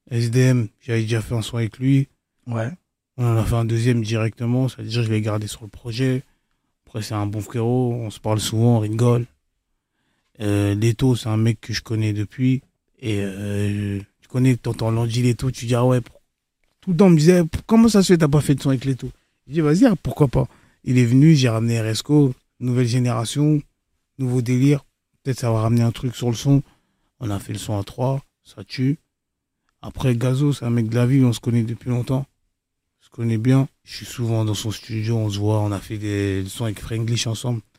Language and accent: French; Côte d’Ivoire; also born or lived in Democratic Republic of the Congo; comme moi, je suis ivoirien congolais, tu vois, c'est plus des sons euh, mélodies.